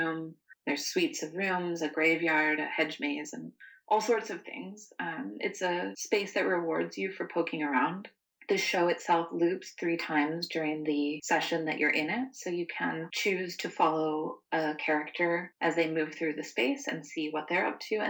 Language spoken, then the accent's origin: English; the South, United States; Growing up in the South, my dad used to take us around to a lot of battlefield graveyards and old historic homes.